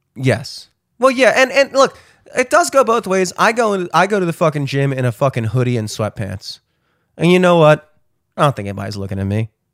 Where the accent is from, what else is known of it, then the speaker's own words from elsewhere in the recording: Towson, Maryland, United States; I'm fucking from Towson